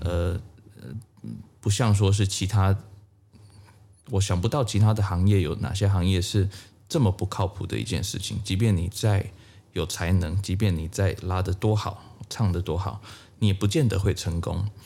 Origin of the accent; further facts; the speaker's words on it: Tainan, Taiwan; now in United States; 我的第一个启蒙老师在台湾，呃，我是台南人，呃，我的第一位小提琴老师叫王立文